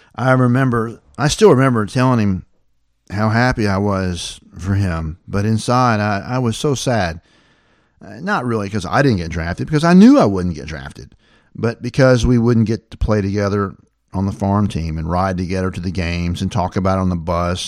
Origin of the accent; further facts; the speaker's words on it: the South, United States; when I was growing up in the South